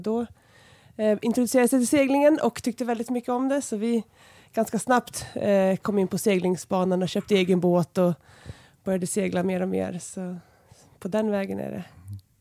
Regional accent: Enköping, Uppsala County, Sweden; jag är uppvuxen här utanför, utanför Enköping på landet

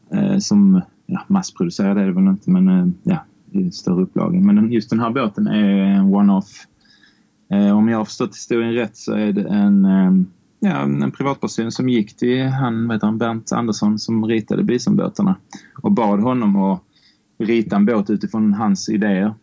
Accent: Barsebäck, Skåne, Sweden; uppväxt i Barsebäck

